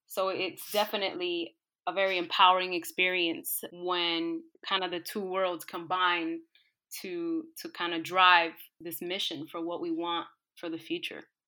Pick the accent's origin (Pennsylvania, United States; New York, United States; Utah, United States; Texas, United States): New York, United States; New York City; I grew up in New York City in a low-income, disenfranchised community